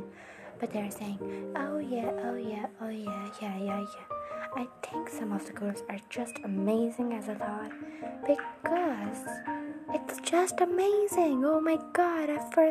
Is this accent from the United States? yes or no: no; India; I'm from India